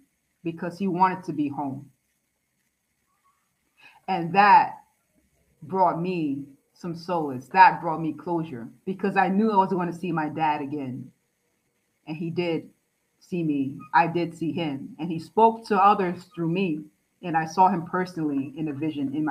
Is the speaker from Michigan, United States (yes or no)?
no; New York City, New York, United States; I'm from the Bronx